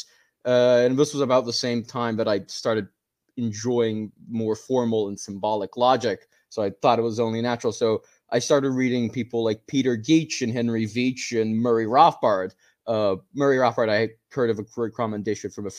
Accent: Brazil; I'm not North American. I'm actually Brazilian. We don't really have a candidate like Ron Paul, or at least we didn't growing up, not that I noticed, back here in my home country

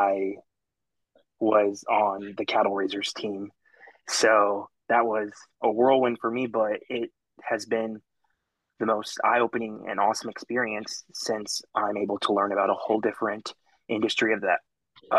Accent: Arlington, Texas, United States; now in Stephenville, United States; I grew up in Arlington, not far from Fort Worth, a huge town

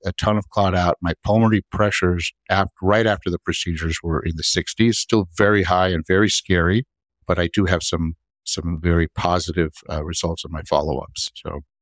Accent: Miami, Florida, United States; also born or lived in New York; I grew up down here in Miami

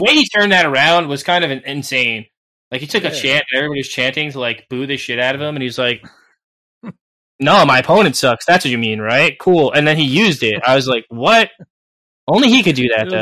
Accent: New Jersey, United States; I'm from New Jersey. yeah, I'm from like the mecca of like WWE land. Like they come here like twice a month back in the day

